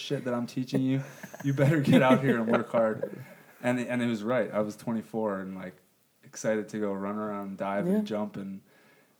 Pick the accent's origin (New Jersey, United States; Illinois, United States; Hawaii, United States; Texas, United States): Hawaii, United States; moved away; I'm from Hawaii